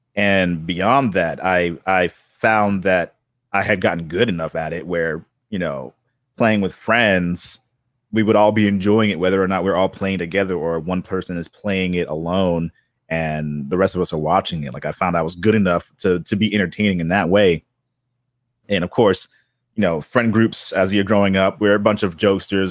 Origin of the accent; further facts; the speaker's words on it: Boston, Massachusetts, United States; I grew up in Boston